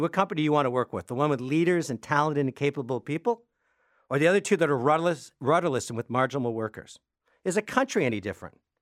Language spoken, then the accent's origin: English; Canada